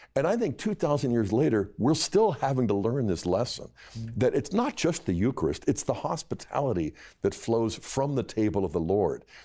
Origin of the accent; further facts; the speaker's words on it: Bethel Park, Pennsylvania, United States; now in Steubenville, United States; growing up in Bethel Park